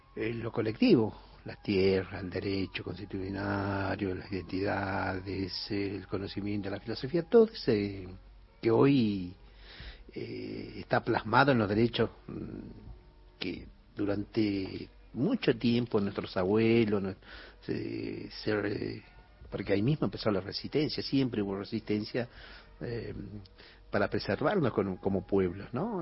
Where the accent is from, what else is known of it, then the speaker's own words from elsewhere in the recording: Cachi, Salta, Argentina; soy del Valle Calchaquí, de Cachi